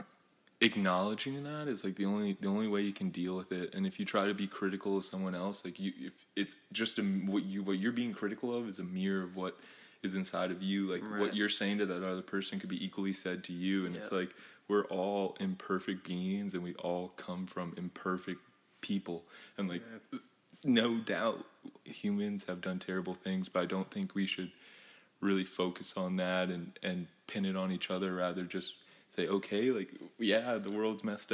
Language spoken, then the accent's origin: English; Bethlehem, Pennsylvania, United States; also born or lived in Crested Butte, Colorado; where I'm from, like, I'm from Bethlehem